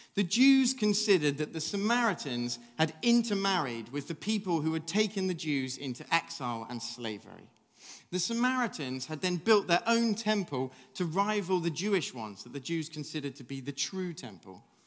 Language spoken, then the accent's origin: English; England, United Kingdom; I'm English